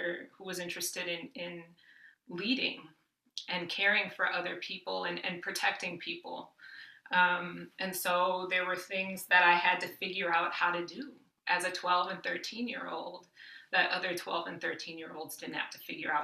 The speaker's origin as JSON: {"language": "English", "region": "Midwest", "country": "United States", "tie": "born or raised there", "said": "I grew up working class in the Midwest"}